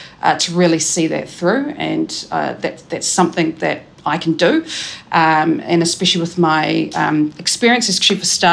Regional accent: Taranaki, New Zealand; moved away as an adult; also born or lived in Cannons Creek, Porirua; now in Wellington, New Zealand; I grew up in Cannons Creek in Porirua before moving to Taranaki when I was about 7

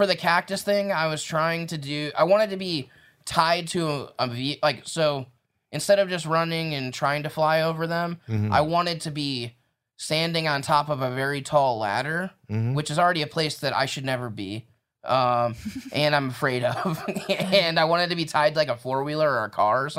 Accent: Indiana, United States; I'm from Indiana.

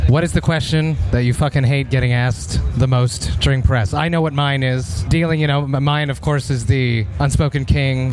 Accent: Montreal, Quebec, Canada; here in Montreal, my hometown

